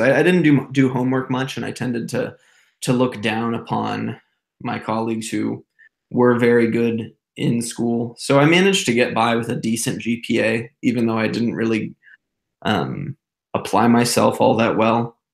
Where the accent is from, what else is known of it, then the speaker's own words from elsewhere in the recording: Zionsville, Indiana, United States; I was born and raised in Indianapolis, Indiana, a little suburb called Zionsville